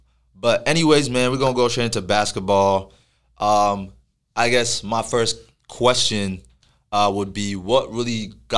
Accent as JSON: {"language": "English", "town": "Plano", "region": "Texas", "country": "United States", "tie": "born or raised there", "said": "growing up in Plano, you know, like, a lot of your friends coming out of high school are from Plano."}